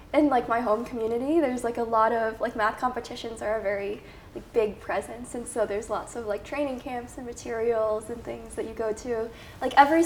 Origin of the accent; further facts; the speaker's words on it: a suburb outside of Chicago, Illinois, United States; moved away as an adult; now in Boston, United States; I'm originally from Chicago, or I'm from a suburb outside of Chicago. Mm-hmm. But yeah, and then I've lived there my whole life